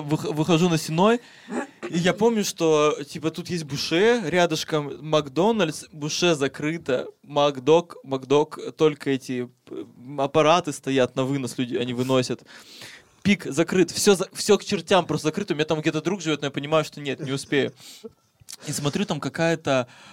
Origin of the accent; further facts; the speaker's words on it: Siberia, Russia; я из Сибири